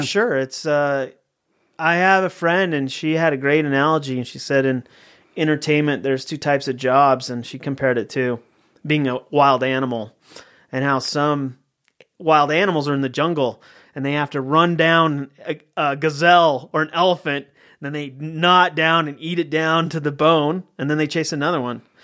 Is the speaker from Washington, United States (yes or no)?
no; Littleton, Colorado, United States; moved away; also born or lived in Salt Lake City, Utah; I'm from Colorado. I grew up in Littleton, Colorado, uh, which is a suburb of Denver